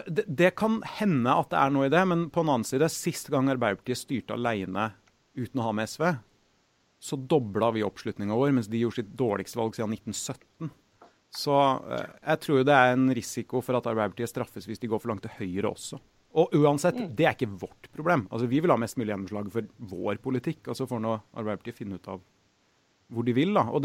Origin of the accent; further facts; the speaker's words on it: Trondheim, Trøndelag, Norway; jeg har fryktelig lyst til å bo litt hjemme i Trondheim i noen år.